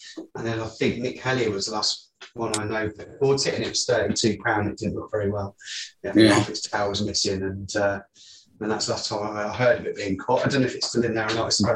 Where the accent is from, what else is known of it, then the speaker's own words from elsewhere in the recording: Coventry, West Midlands, United Kingdom; now in Ham, United Kingdom; I'm from Coventry. So I've been here, though, now 5 years longer than I lived in Coventry